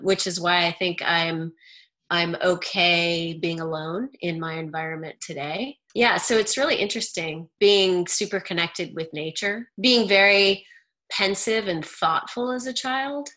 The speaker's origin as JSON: {"language": "English", "region": "Idaho", "country": "United States", "tie": "born or raised there", "said": "I grew up in Idaho."}